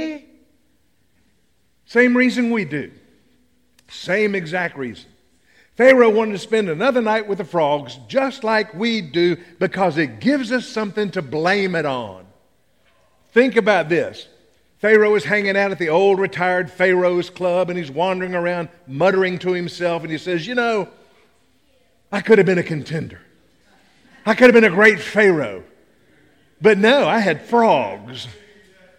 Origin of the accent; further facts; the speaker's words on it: Tennessee, United States; I'm from Tennessee